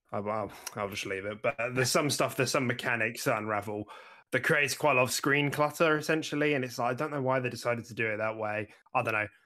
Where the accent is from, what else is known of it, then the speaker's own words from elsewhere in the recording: United Kingdom; We're British